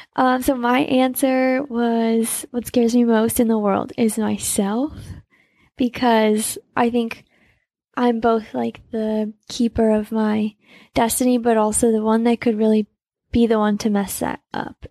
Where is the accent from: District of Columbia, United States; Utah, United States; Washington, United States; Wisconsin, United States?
Utah, United States; Salt Lake City; I was born in Salt Lake too